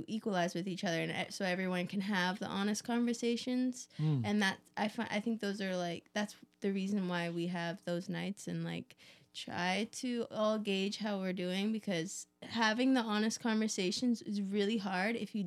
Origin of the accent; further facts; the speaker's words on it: Vancouver, British Columbia, Canada; now in California, United States; I'm from Canada, originally Vancouver area. And I grew up playing music with my family